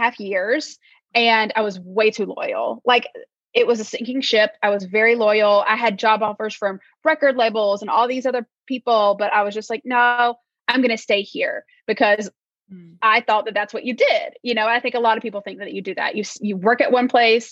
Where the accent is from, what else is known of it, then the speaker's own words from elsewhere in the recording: North Carolina, United States; moved away; I'm from North Carolina originally, from the South.